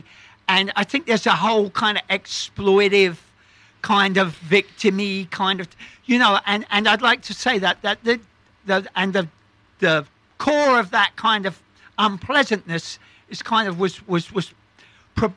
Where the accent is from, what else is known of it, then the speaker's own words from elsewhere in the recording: London, United Kingdom; moved away as an adult; now in New York, United States; I grew up in East London